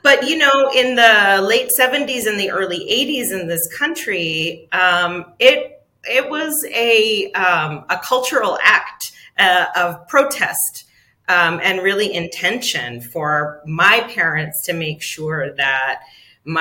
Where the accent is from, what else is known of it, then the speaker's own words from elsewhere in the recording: Aztlán, Southwest, United States; also born or lived in Arizona / California; I grew up in Aztlán. We are not immigrants on this land.